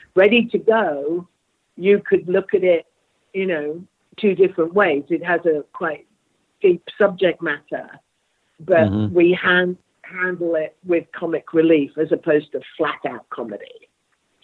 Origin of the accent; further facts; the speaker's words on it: United Kingdom; I'm very British.